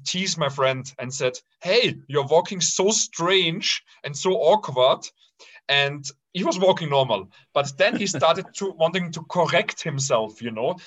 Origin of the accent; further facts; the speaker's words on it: Austria; I was raised in the Austrian paradise in a very harmonic family